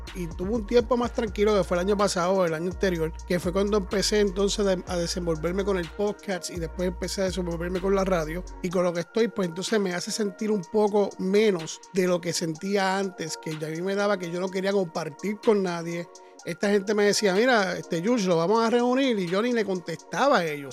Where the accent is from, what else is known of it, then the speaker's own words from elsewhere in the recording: Puerto Rico; moved away; nosotros que somos de Puerto Rico